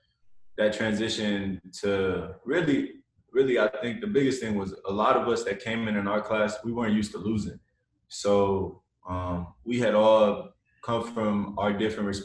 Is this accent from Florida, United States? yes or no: no; Flint, Michigan, United States; born and raised in Flint, Michigan